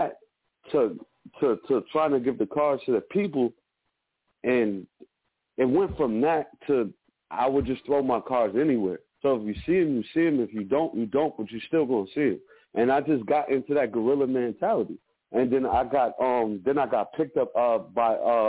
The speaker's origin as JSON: {"language": "English", "town": "Albany", "region": "New York", "country": "United States", "moved": "yes", "lives_now": "Los Angeles, United States", "said": "I'm originally from Albany, New York. I'm a journalist/host. Out of Los Angeles, California"}